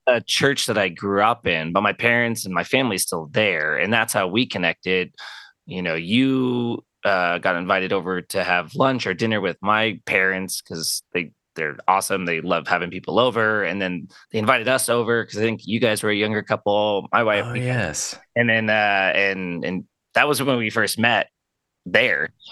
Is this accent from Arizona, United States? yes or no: yes; Arizona, United States; born and raised in Arizona. Been here my whole life